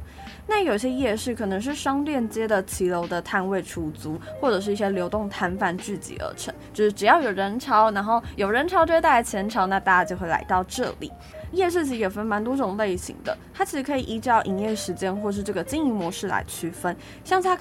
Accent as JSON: {"language": "Chinese", "country": "Taiwan", "said": "这集要去的地方呢，我相信身为一个台湾人，是真的一定会去过啦。"}